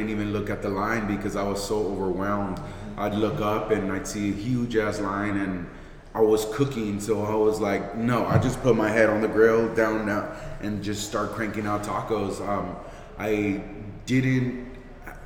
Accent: Santa Barbara, California, United States; I grew up on the lower west side of Santa Barbara, Rancheria and Montecito Street

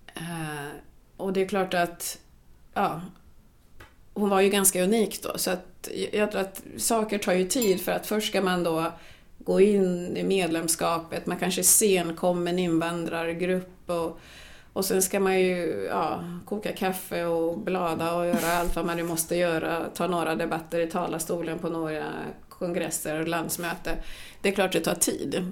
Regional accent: Kungsängen, Stockholm County, Sweden; Swedish is a second language; vi var ju den första svarta familjen i Kungsängen där jag är uppvuxen

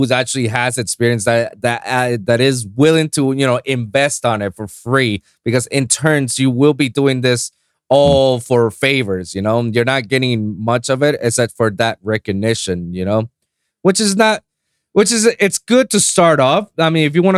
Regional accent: Puerto Rico; English is a second language; now in South Florida, United States; here in South Florida or in my hometown in Puerto Rico

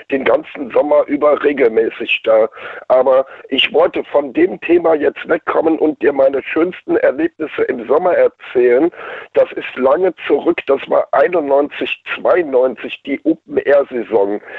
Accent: Rhineland-Palatinate, Germany; Mein Vater hat mir das damals beigebracht in meiner alten Heimat. Da war ein Badesee und den haben wir im Winter entdeckt, weil da eine Skipiste ist in der Nähe von Bad Hönningen im nördlichen Kreis Neuwied.

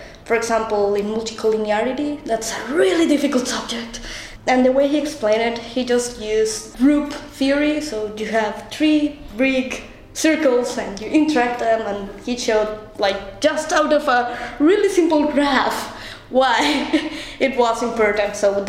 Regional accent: Colombia; moved away; I come from Colombia. I am from the MPP program to graduate in 2018.

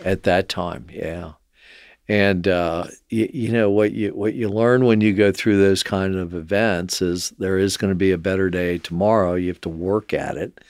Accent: Cincinnati, Ohio, United States; growing up in Mount Lookout

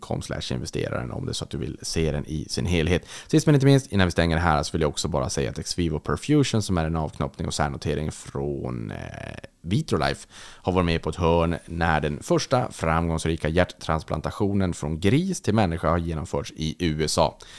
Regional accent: Sweden; när jag växte upp i Sverige

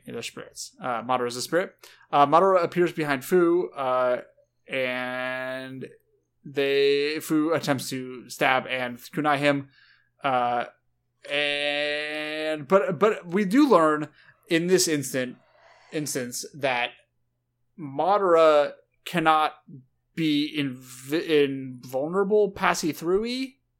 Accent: SoCal, California, United States; growing up around SoCal bros

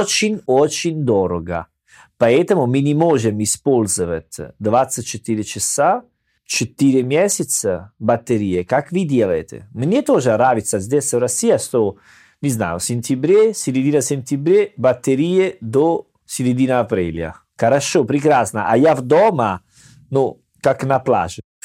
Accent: Salerno, Campania, Italy; Russian is a second language; moved away as an adult; now in Russia; я в мой родной городе, Салерно

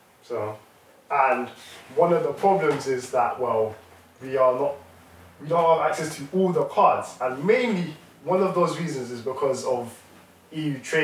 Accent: United Kingdom; I am Black British

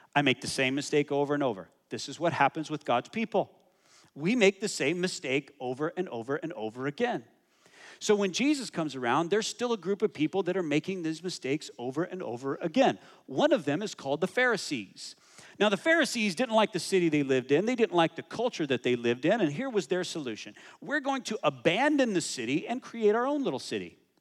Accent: United States; I'm American

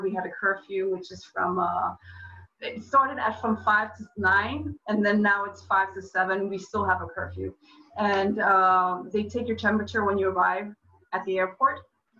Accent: New York, United States; Yeah, well, I'm a New Yorker, so I know.

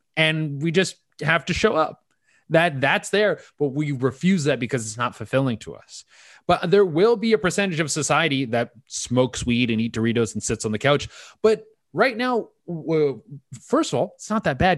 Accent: West Coast Canada, British Columbia, Canada; now in Toronto, Canada; I grew up in on in West Coast Canada.

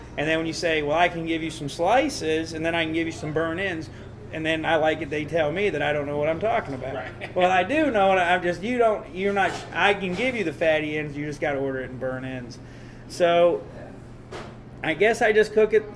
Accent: Nashville, Tennessee, United States; moved away as an adult; also born or lived in Newark, New Jersey / Smithville, Tennessee; now in Chicago, United States; I lived there till I was like three or four and my mom moved us to Nashville. Okay. So uh, I grew up in Nashville, and I always just say I'm from the South

